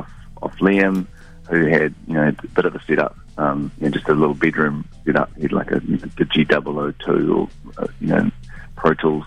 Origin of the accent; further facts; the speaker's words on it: New Zealand; moved away as an adult; also born or lived in London; being in London was amplifying my nostalgia for New Zealand and for my earlier youth